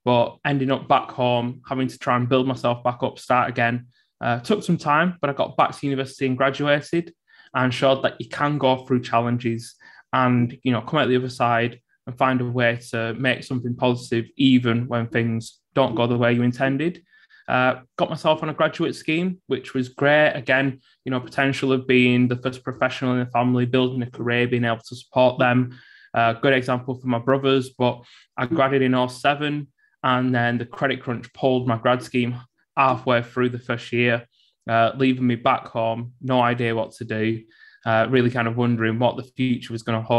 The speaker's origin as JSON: {"language": "English", "town": "Bolton", "region": "North West England", "country": "United Kingdom", "tie": "born or raised there", "said": "I was born and brought up in Bolton, grew up on a council estate."}